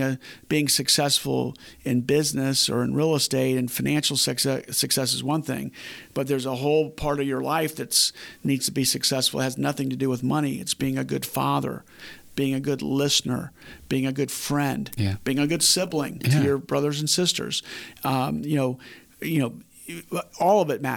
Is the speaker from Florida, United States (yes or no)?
yes; Winter Park, Florida, United States; I grew up in Winter Park, and in Winter Park, we were one of the poor families